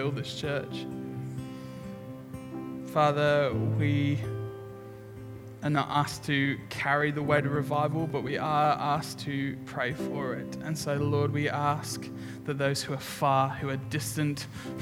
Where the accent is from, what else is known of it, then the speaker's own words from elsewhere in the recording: England, United Kingdom; now in Brisbane, Australia; I'm English.